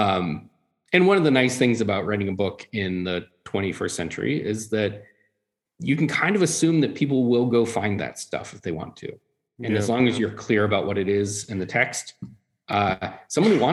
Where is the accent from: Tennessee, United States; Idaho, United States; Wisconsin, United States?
Tennessee, United States; growing up in Tennessee, everyone drinks brown liquor.